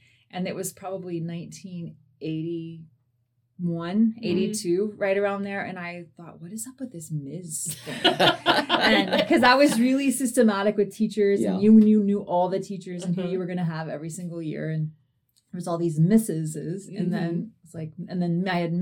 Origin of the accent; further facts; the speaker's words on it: Ennis, Montana, United States; Grew up in Ennis, Montana. Fly fishing, ranching community.